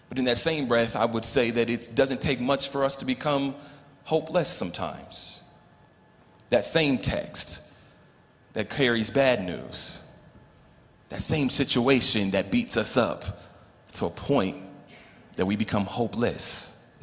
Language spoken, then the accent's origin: English; Los Angeles, California, United States; moved away as an adult; also born or lived in Colorado; now in Louisville, Colorado, United States; born and raised in Los Angeles